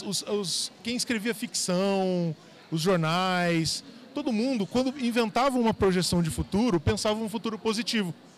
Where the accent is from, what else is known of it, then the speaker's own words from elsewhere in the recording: São José do Rio Preto, São Paulo, Brazil; also born or lived in Paraná; now in São Paulo, Brazil; Sou, sou, do interior de São Paulo, nasci lá em São José do Rio Preto